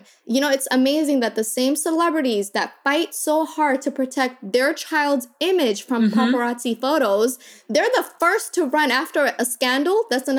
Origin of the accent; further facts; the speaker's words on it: Kakuma, Turkana County, Kenya; born there; But, you know, I was born in Kakuma, and so it was 66% women and children.